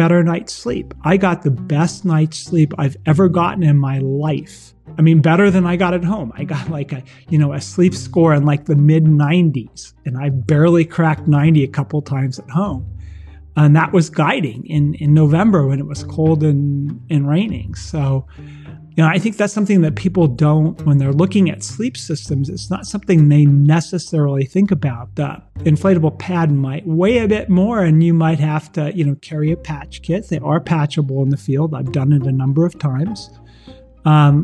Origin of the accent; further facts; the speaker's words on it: Berkeley, California, United States; I grew up in Berkeley in the gourmet ghetto